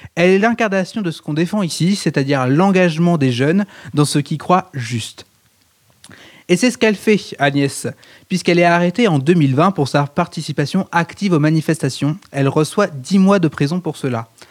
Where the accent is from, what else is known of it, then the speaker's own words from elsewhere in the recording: France; on est français